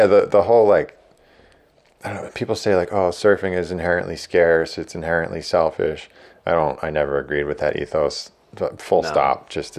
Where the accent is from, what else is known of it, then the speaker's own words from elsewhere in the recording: East Coast, United States; And I'm from the East Coast, so like I don't need the best wave